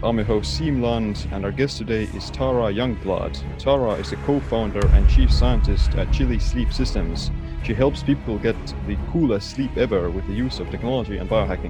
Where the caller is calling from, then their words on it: Estonia; So I'm calling in from Estonia.